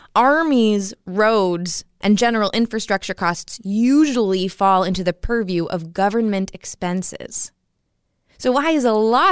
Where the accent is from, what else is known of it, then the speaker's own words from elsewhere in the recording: Massachusetts, United States; I grew up in Massachusetts